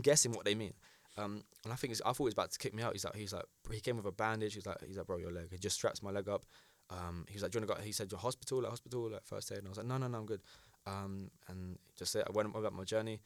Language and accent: English; United Kingdom; as a British citizen